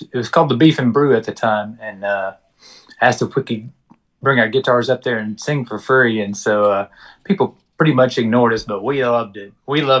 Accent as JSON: {"language": "English", "town": "Beaumont", "region": "Texas", "country": "United States", "tie": "born or raised there", "said": "Man, I love growing up from here."}